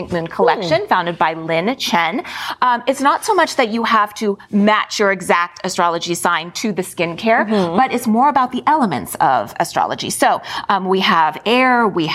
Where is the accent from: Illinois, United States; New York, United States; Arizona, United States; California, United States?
California, United States; Santa Rosa; my hometown, Santa Rosa